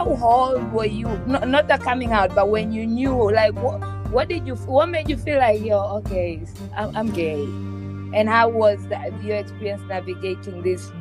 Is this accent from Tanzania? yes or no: yes; Tanzania; moved away; I come from Tanzania